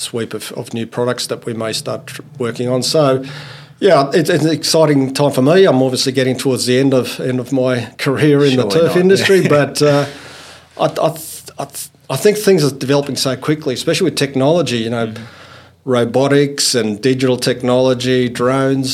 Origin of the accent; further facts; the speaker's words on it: Goulburn, New South Wales, Australia; also born or lived in Finland / Armidale, New South Wales; When we moved to Australia, arrived in Sydney and grew up in the country, in New South Wales